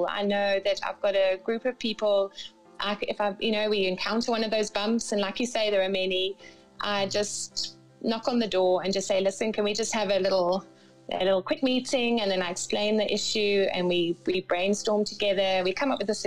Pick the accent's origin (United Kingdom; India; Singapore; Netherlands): United Kingdom; Cambridge, East of England; So um, I was I was born and raised in England, in uh, Cambridge, in England, and then I went to university in Northampton.